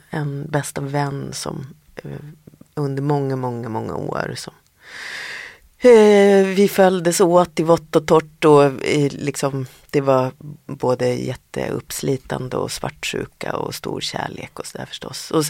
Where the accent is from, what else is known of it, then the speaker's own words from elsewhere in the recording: Härnösand, Västernorrland County, Sweden; moved away; jag är ju den enda mm. i familjen som är född i Härnösand.